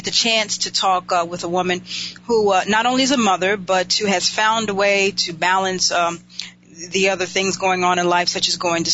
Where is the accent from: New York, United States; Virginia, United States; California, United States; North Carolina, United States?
North Carolina, United States; Winston-Salem; I know where I'm from in Winston-Salem